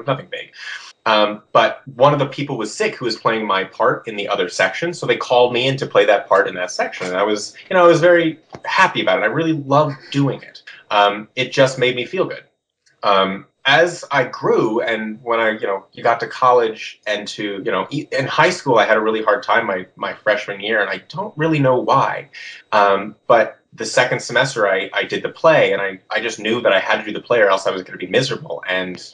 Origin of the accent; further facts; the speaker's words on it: Seattle, Washington, United States; I grew up in Seattle